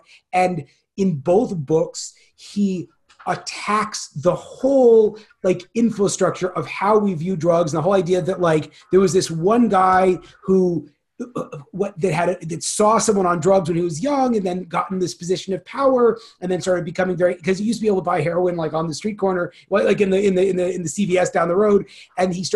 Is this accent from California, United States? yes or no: yes; Bay Area of Northern California, United States; I grew up in the Bay Area of Northern California